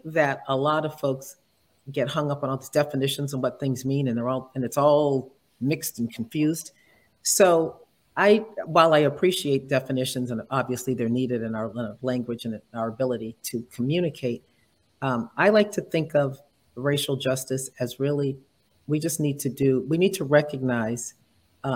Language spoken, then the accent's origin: English; New England, United States; also born or lived in New York area; now in New York, United States; I'm in the New York area, yes, but, you know, born and raised in New England. So my part of me feels like I'm a New Englander